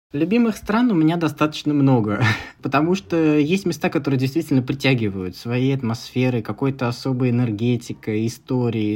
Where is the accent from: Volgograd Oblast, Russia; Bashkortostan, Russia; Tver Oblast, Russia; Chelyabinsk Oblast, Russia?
Tver Oblast, Russia; now in Moscow, Russia; Тверской области, откуда я родом